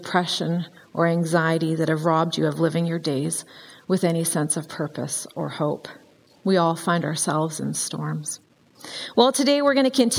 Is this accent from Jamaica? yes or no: no; Vancouver Island, British Columbia, Canada; I grew up on Vancouver Island